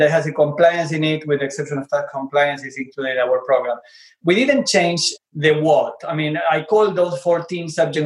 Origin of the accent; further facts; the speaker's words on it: Argentina; English is a second language; moved away; I'm originally from Argentina. You can probably notice from my accent